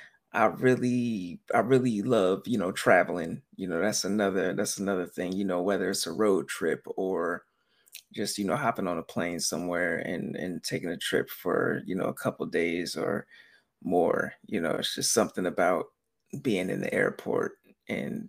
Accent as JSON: {"language": "English", "town": "Sacramento", "region": "California", "country": "United States", "tie": "born or raised there", "also_born_or_lived": "Philadelphia, Pennsylvania", "moved": "yes", "lives_now": "East Coast, United States", "said": "I grew up in Sacramento, California, and like most of my family was out here"}